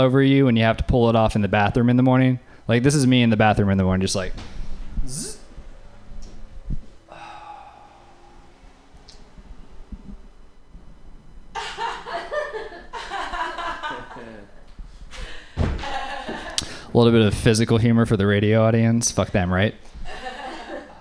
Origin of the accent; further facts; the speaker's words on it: Louisiana, United States; moved away; I'm from Louisiana.